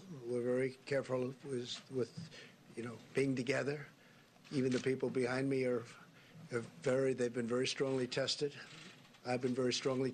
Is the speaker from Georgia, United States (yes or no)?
no; near New Rochelle, New York, United States; I grew up right near New Rochelle